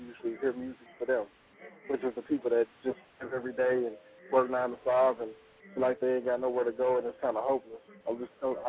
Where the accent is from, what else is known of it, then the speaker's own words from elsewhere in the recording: Fort Worth, Texas, United States; I'm from Fort Worth, Texas